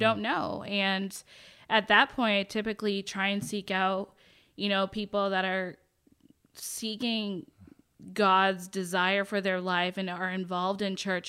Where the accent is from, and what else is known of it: Kennebunkport, Maine, United States; born or raised there; moved away as an adult; also born or lived in Boston, Massachusetts / Washington State; now in Texas, United States